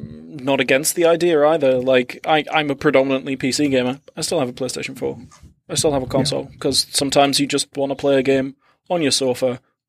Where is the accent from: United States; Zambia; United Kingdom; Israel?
United Kingdom; I'm British